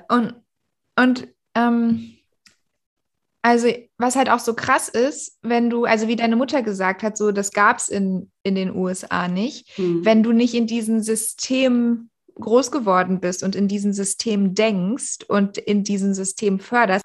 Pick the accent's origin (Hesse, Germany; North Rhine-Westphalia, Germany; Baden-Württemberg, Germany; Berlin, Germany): Berlin, Germany; bei uns in Berlin äh, war das ja zum Glück nach sechs Jahren Grundschule